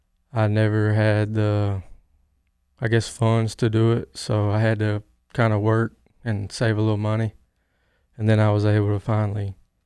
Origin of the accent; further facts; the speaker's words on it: Newnan, Georgia, United States; I'm 25 years old. I'm from Noonan, Georgia.